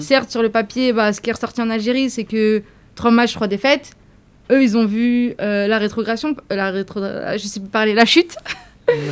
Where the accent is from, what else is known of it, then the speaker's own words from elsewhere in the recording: France; je viens de France, je suis immigrée, euh, j'ai ma petite vie en France